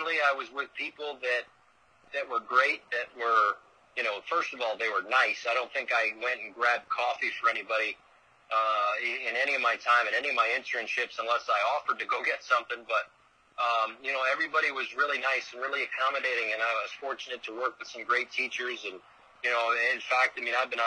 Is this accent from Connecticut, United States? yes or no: yes; Bristol, Connecticut, United States; moved away; I grew up in Bristol, Connecticut